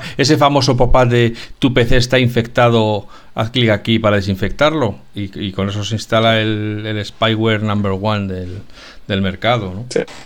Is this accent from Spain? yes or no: yes; Spain; somos españoles